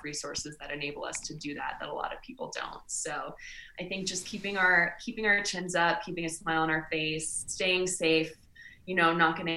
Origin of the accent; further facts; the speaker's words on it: California, United States; I was born in California.